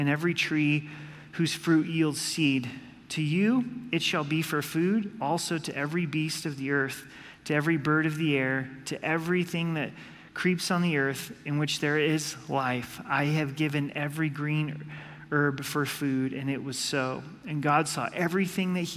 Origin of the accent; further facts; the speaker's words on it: Oregon, United States; moved away; I grew up in Oregon